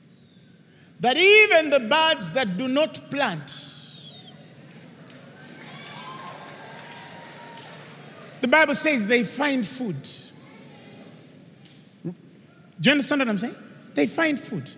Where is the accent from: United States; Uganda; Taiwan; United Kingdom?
Uganda; Uganda, baby, Uganda.